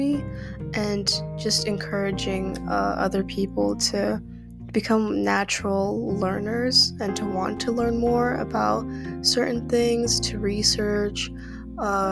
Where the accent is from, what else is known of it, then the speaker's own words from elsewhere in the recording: Kazakhstan; I am from Kazakhstan